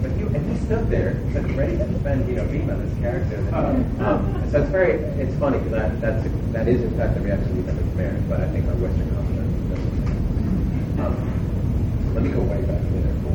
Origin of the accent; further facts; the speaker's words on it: Mexico; moved away; I grew up in Mexico for, for much of my life